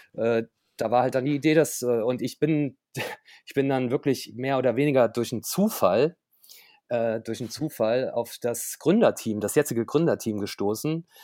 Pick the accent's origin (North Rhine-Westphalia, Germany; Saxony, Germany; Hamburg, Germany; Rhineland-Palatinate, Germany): Rhineland-Palatinate, Germany; Koblenz; now in Berlin, Germany; gebürtig äh, komme ich aus Koblenz, äh, äh, bin also zugezogener Berliner sozusagen